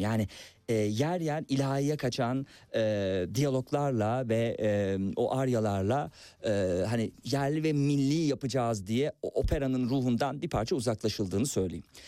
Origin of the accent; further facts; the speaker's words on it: Turkey; accent: Turkish; bir Türk aksanıyla konuştuğum için